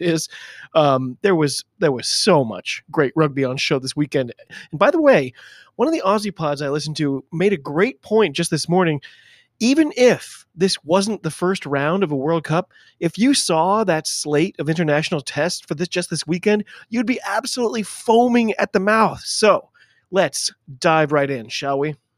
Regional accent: United States; I'm an American rugby fan

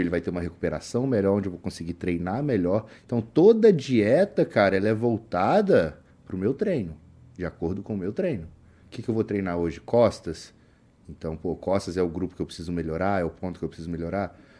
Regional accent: Juiz de Fora, Minas Gerais, Brazil; um abraço para pessoal de Juiz de Fora, minha, minha terra

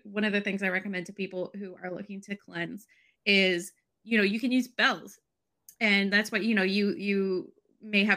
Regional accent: Canada; me as a Canadian

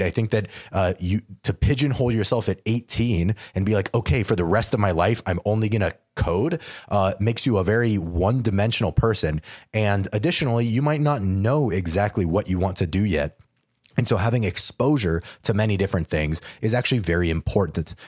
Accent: New Mexico, United States; moved away as an adult; also born or lived in Georgia; I'm from New Mexico

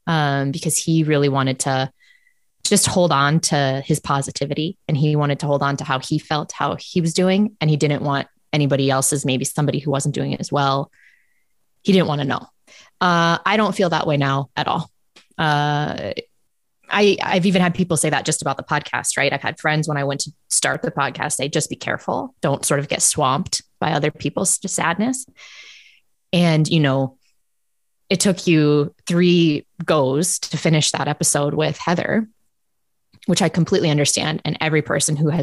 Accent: United States; moved away as an adult; also born or lived in South Dakota / Boston / Minnesota; now in Canada; I'm American.

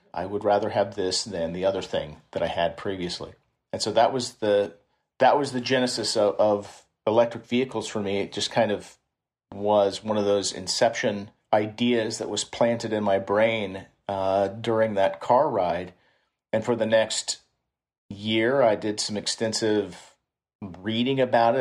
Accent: Kansas City, Missouri, United States; moved away as an adult; now in San Francisco Bay Area, United States; I'm, I'm from Kansas City

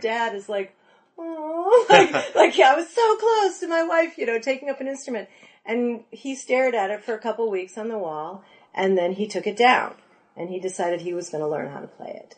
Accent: North Shore of Chicago, Illinois, United States; I'm from the North Shore of Chicago.

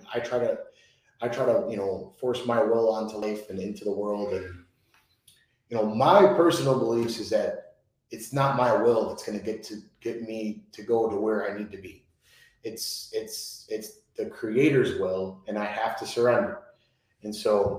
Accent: Chicago, Illinois, United States; I'm Italian. I'm from Chicago

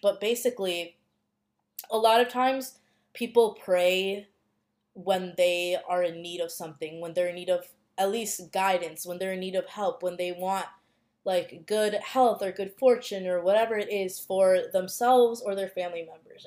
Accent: United States; growing up in the United States, growing up in a predominantly white area

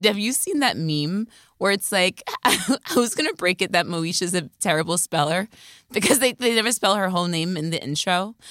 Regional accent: near Scranton, Pennsylvania, United States; I grew up near Scranton.

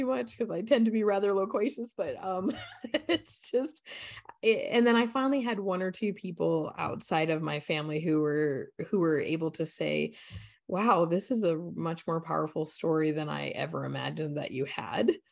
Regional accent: Colorado, United States; I grew up in Colorado, so beautiful state. I grew up in the mountains

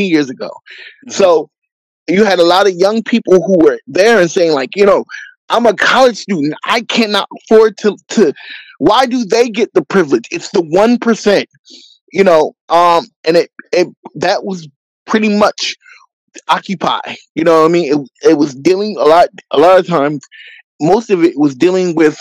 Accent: Philadelphia, Pennsylvania, United States; also born or lived in New England; I came back to my hometown of Philadelphia, Pennsylvania

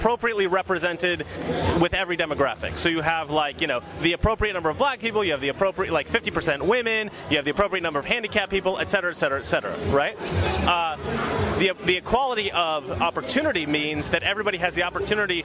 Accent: Oregon, United States; I'm from Oregon, I'm from Oregon

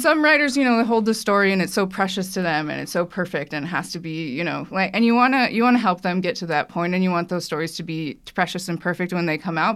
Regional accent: California, United States; I'm from California

